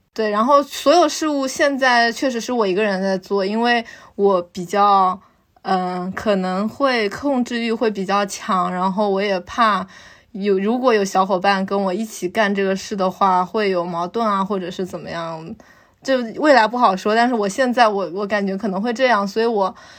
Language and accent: Chinese; Hangzhou, Zhejiang, China; 我是杭州人，所以我会有了解杭州